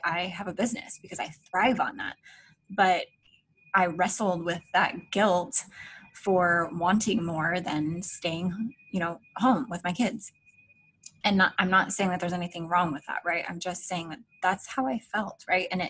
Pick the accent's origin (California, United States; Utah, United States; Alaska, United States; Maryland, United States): Alaska, United States; moved away as an adult; now in Florida, United States; My husband and I were born and raised in Alaska.